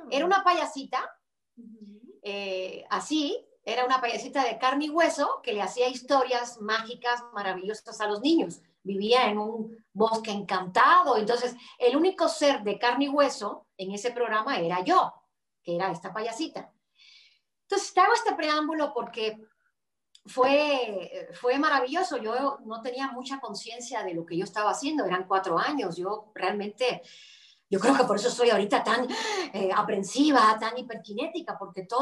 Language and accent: Spanish; Cuba; yo crecí con ese personaje en Cuba